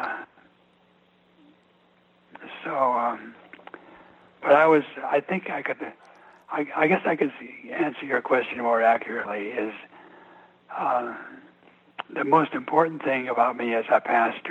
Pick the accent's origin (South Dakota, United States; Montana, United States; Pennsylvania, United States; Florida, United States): Montana, United States; moved away as an adult; also born or lived in East Coast (D.C. area); is my home country. I was born here, grew up here